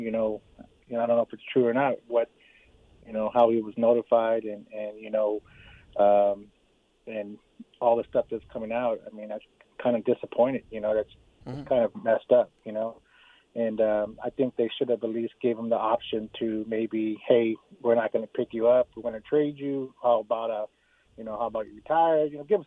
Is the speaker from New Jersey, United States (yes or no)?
no; Southern California, United States; now in Las Vegas, United States; I'm from Southern California. I've been here for quite a while now.